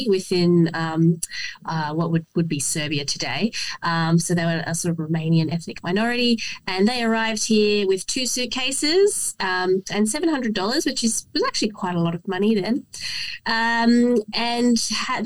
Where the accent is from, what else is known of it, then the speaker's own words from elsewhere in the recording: Australia; when I was growing up, it was sort of at the height of the Howard years, and there was the big revival of ANZAC